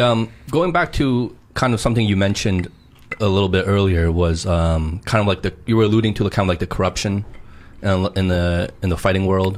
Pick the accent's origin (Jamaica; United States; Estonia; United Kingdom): United States; New Jersey; I uh, grew up in Jersey